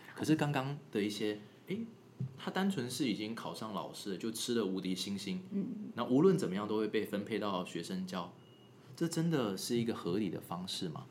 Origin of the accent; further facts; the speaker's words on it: Taiwan; moved away; 我是在台湾长大的啦，我是后来才去那国外求学